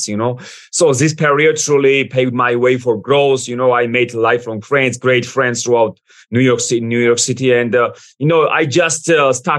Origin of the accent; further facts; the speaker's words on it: Georgia; English is a second language; moved away as an adult; also born or lived in United States / United Kingdom; I was born, I raised, then I moved to the United States, then UK. But Georgia made me who I am today.